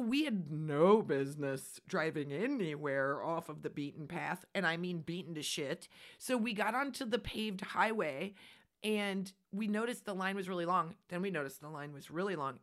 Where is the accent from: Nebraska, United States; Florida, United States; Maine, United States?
Nebraska, United States; We are from Nebraska. We are from flat and open spaces